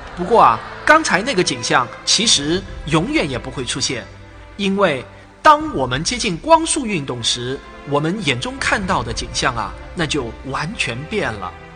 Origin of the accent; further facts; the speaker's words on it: Jinhua, Zhejiang, China; also born or lived in Shaoxing; 我是绍兴人，但我成长在金华的一个核工业研究所的大院内